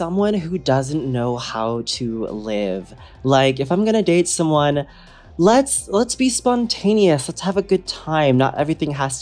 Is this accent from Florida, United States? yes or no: no; Wisconsin, United States; now in Los Angeles, United States; I grew up in Wisconsin